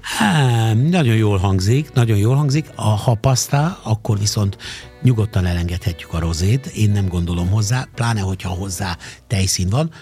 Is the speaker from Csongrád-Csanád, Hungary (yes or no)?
yes; Szeged, Csongrád-Csanád, Hungary; én szegedi vagyok